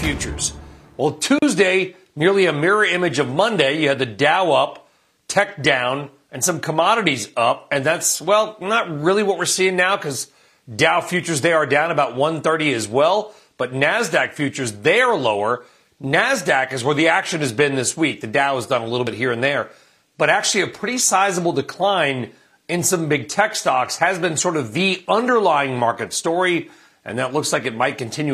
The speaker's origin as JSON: {"language": "English", "region": "California", "country": "United States", "said": "I'm from California"}